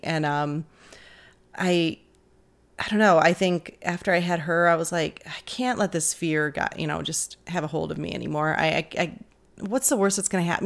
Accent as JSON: {"language": "English", "town": "Detroit", "region": "Michigan", "country": "United States", "tie": "born or raised there"}